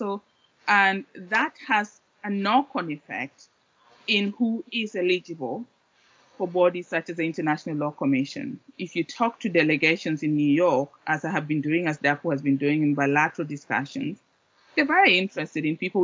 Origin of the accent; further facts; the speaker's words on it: Kenya; moved away as an adult; also born or lived in Oxford; I grew up in Kenya